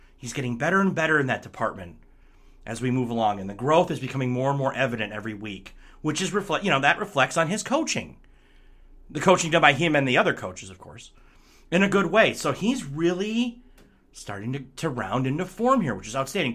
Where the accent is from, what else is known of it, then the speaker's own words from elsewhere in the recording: Michigan, United States; moved away; I'm back in Michigan for this one, back in my hometown